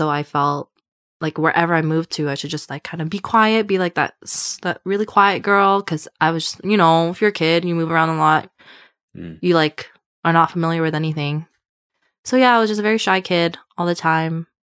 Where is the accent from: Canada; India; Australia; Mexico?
Canada; Prince George, British Columbia; it's called like Prince George. I don't know if anyone knows that. That's where I met her. Right. So we're both from Prince George.